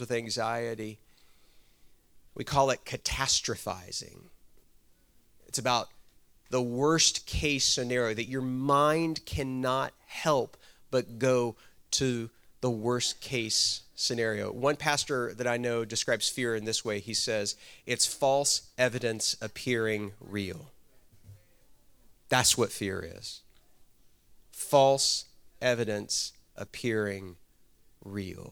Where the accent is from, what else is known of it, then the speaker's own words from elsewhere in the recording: Texas, United States; moved away; also born or lived in Georgia; I'm from Texas originally